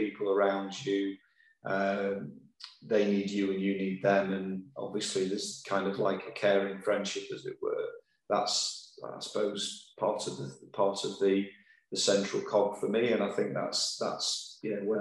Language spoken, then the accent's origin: English; Sheffield, Yorkshire and the Humber, United Kingdom; I'm from Sheffield